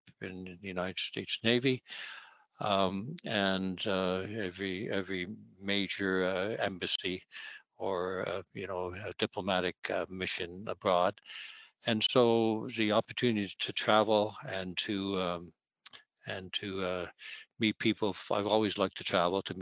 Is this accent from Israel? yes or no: no; Canada; also born or lived in Vancouver; I am a Canadian